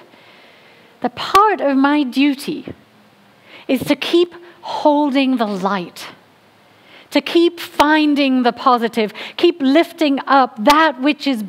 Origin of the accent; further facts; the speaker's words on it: England, United Kingdom; moved away; I'm from England